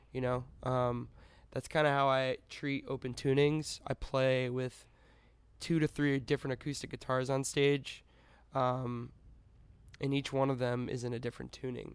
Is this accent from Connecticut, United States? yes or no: yes; Connecticut, United States; I was born in Connecticut